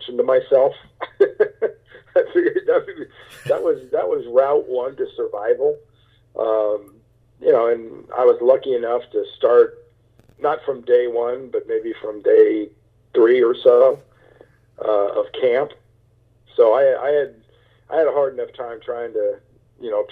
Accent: Southern California, United States; also born or lived in New York; although I was born in New York, I had lived my entire life in Southern California

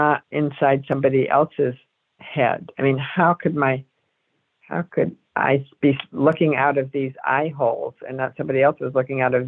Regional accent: Cambridge, Massachusetts, United States; moved away as an adult; now in Berkeley, United States; I come from Cambridge, Massachusetts. I grew up, and I came from New England to Berkeley

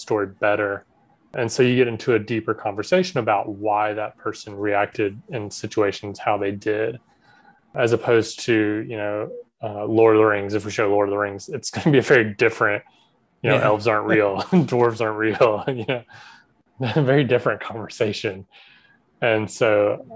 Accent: South Georgia, United States; I grew up in South Georgia

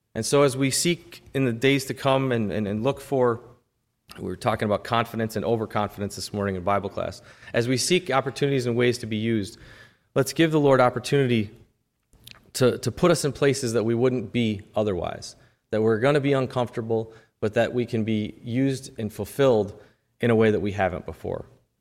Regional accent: United States

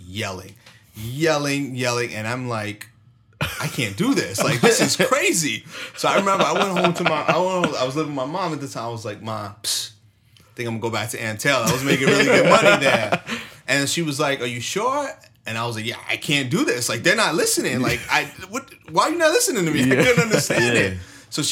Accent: New York, United States; moved away; I'm from New York

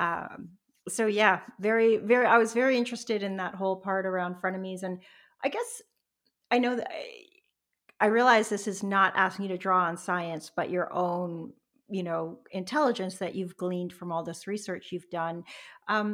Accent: Canada; also born or lived in Toronto; now in British Columbia, Canada; I'm a Canadian, and I've moved across the country from Toronto to British Columbia. I now live on the coast

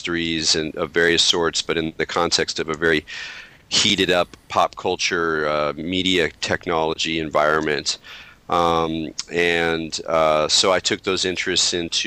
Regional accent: Southern California, United States; moved away as an adult; also born or lived in New York City; I'm a native Californian. I grew up in Southern California

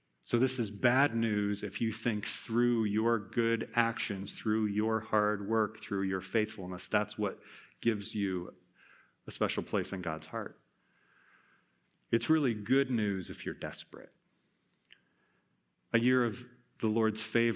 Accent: Iowa, United States; I'm from Iowa

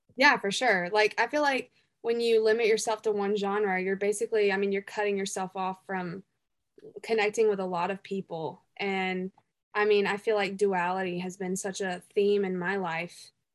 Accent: Greenville, South Carolina, United States; accent: hick; a honky tonk bar in my hometown called The Blind Horse, The Blind Horse Saloon

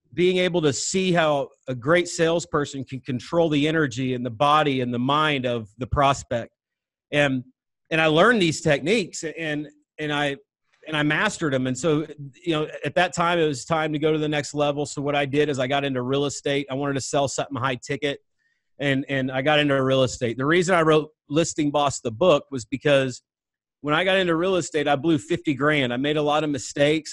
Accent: Northwest Missouri, United States; I grew up in Northwest Missouri

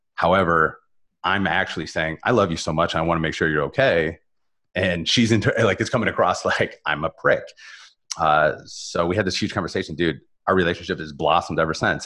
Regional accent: Northern Ohio, United States; moved away as an adult; also born or lived in Columbus, Ohio; now in South Florida, United States; I was born in Northern Ohio

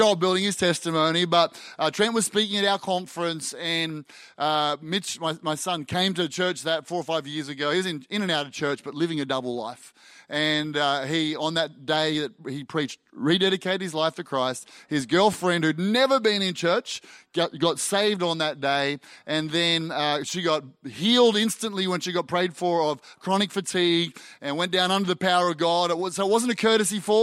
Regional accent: Australia; I'm an Aussie

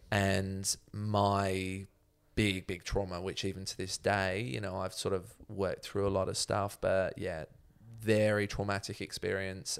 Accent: Chalfont St Peter, South East England, United Kingdom; moved away as an adult; now in Melbourne, Australia; I was born in mm. Chalfont St. Peter

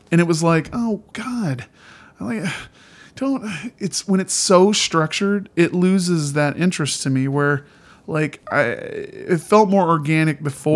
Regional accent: Indiana, United States; moved away; also born or lived in Montana; I grew up in Indiana, uh, as a little kid

